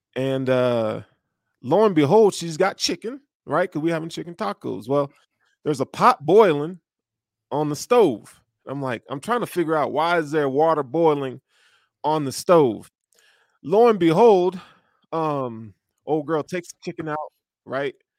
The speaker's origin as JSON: {"language": "English", "region": "the South", "country": "United States", "said": "I'm from the South"}